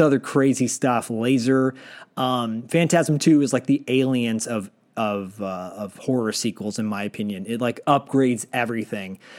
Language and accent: English; Detroit, Michigan, United States; I grew up in Michigan